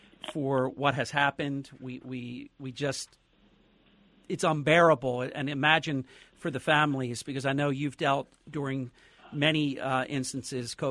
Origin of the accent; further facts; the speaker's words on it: New Jersey, United States; my home state of New Jersey